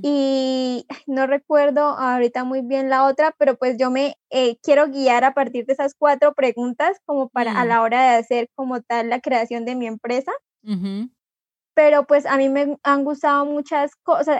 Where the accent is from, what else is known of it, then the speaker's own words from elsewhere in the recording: Vado Real, Santander, Colombia; also born or lived in Moniquirá; me llevaron para eh, Real, que es el pueblo donde viven mis abuelos y donde yo viví durante 15 años de mi vida